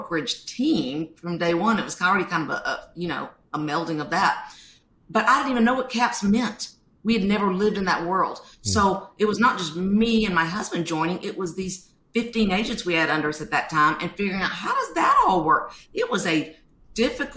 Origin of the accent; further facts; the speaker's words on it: the South, United States; I'm from the South